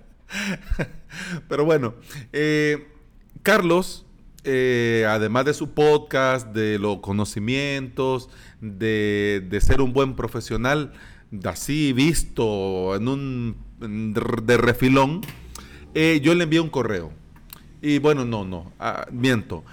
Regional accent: El Salvador; aquí en mi país, en El Salvador.

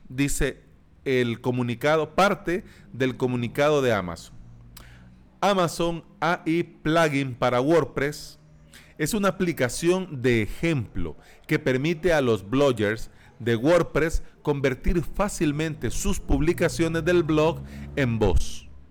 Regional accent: El Salvador; aquí en mi país, en El Salvador, en el tercer mundo, en Centroamérica

